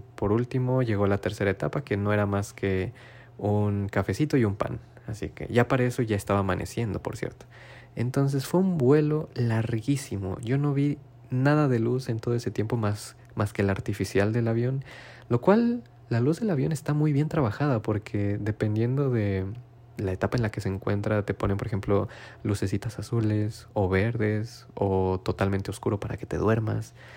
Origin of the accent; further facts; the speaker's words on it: Mexico; moved away as an adult; now in Japan; familia mexicana